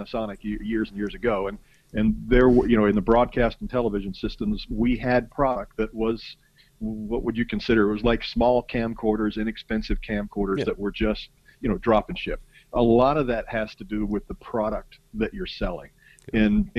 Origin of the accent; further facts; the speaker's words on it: Canada; again, being Canadian, we're so close to the border